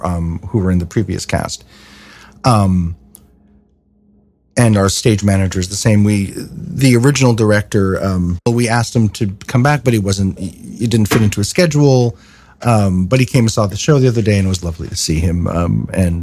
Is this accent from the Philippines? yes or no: no; Canada; moved away as an adult; now in United States; I'm originally from Canada. My father is an American citizen